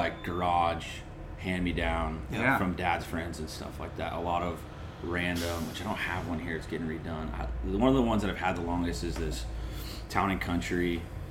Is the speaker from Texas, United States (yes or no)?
no; North San Diego County, California, United States; I grew up in North San Diego County, inland a little bit, but before there was a lot of people there.